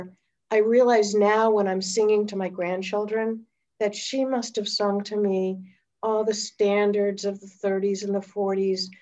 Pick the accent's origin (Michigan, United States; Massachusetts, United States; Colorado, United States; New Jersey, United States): Massachusetts, United States; Newton; I was born in Newton, Massachusetts